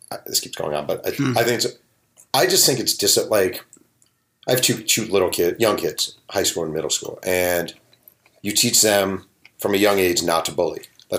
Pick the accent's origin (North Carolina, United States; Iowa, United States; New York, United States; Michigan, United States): New York, United States; I'm a New York Jew.